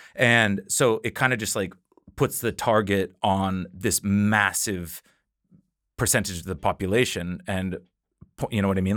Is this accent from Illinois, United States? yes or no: no; Washington, United States; moved away as an adult; now in Copenhagen, Denmark; living on the west coast of North America